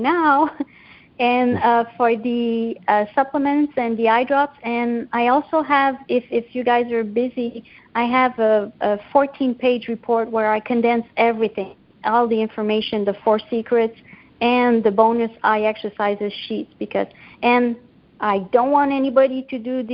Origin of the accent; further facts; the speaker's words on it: Canada; I'm Canadian